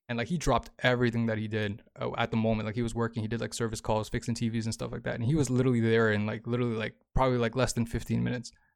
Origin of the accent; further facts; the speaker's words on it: Toronto, Ontario, Canada; moved away as an adult; I'm from Toronto